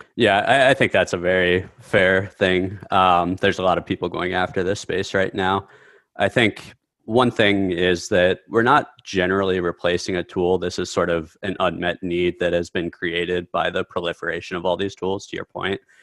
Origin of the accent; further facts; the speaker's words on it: Midwest, United States; I grew up in the Midwest